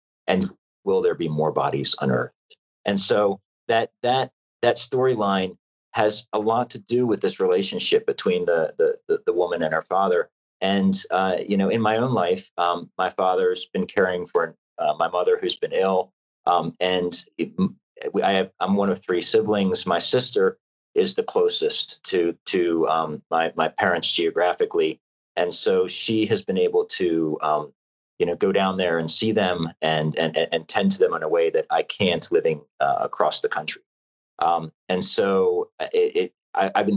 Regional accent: Pasadena, Maryland, United States; now in California, United States; I was growing up as a kid, you know, running around the streets and woods of Pasadena, Maryland

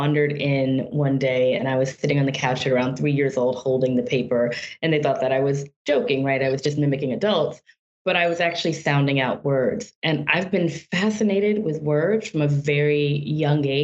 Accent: Deep South, United States; growing up in the Deep South

